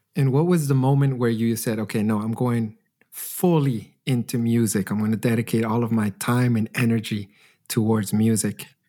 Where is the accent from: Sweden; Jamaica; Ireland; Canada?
Canada; Edmonton, Alberta; now in Germany; my hometown of Edmonton